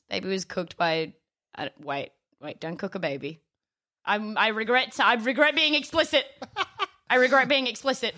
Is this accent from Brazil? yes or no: no; Adelaide, South Australia, Australia; born or raised there